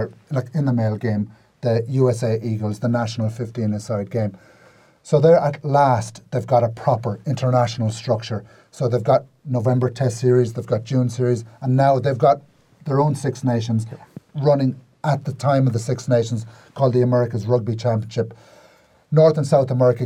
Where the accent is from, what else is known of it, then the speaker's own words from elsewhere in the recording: Ireland; as an Irishman